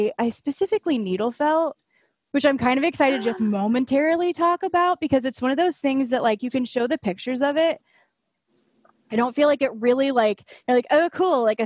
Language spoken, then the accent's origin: English; Indiana, United States; moved away as an adult; now in Florida, United States; I'm just a Midwest girl. I grew up in Indiana, but a couple years ago, I moved down to Florida